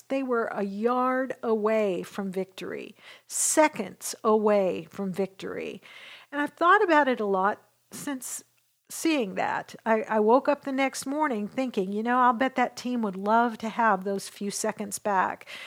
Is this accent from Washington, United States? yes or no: yes; Western Washington, United States; now in Dallas, United States; I grew up in Western Washington